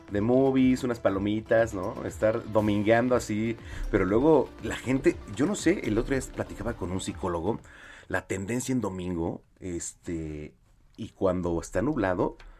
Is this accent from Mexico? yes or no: yes; Mexico; como mexicanos